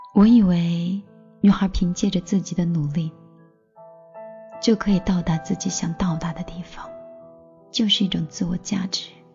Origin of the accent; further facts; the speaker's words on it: Xinjiang, China; moved away; 九月回新疆的时候